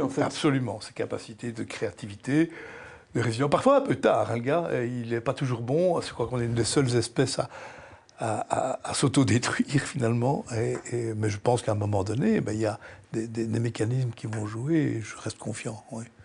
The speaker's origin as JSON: {"language": "French", "country": "Belgium", "said": "Je suis belge, profondément belge"}